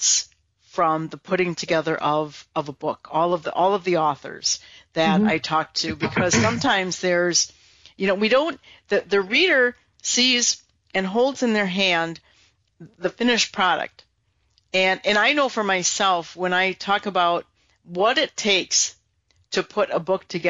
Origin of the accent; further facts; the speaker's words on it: Wisconsin, United States; I'm from Wisconsin